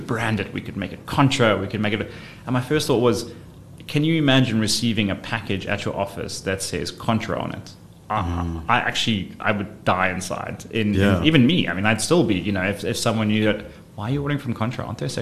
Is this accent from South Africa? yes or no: yes; South Africa; also born or lived in London; when I moved back from London, the one thing I realized when coming back to South Africa